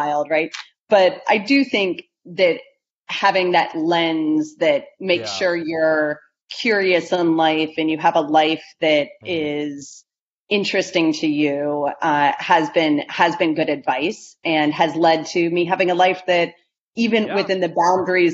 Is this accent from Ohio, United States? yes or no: yes; Ohio, United States; growing up in Ohio